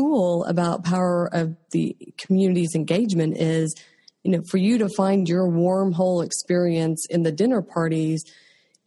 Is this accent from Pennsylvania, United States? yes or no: no; Oklahoma, United States; I'm from Oklahoma.